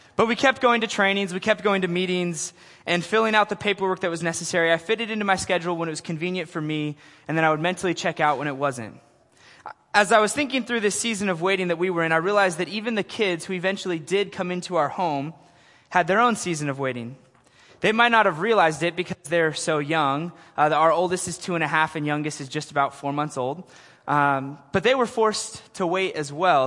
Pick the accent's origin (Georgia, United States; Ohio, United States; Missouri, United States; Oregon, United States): Oregon, United States; Portland; I am from Portland, Oregon